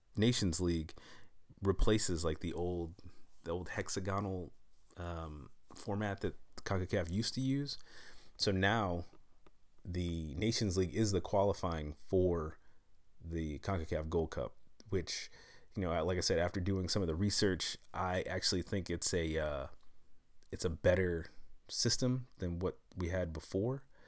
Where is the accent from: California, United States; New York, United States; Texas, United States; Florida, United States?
New York, United States; moved away; I'm from New York originally